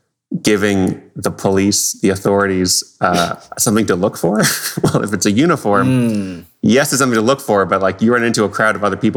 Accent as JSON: {"language": "English", "country": "Canada", "said": "as a Canadian"}